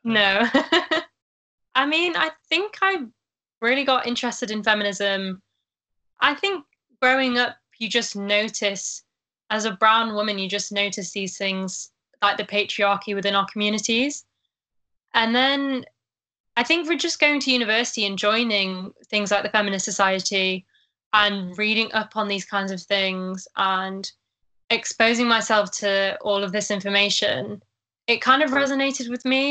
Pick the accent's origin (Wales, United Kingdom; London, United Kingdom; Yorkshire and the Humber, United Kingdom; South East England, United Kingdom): Yorkshire and the Humber, United Kingdom; Sheffield; I'm from Sheffield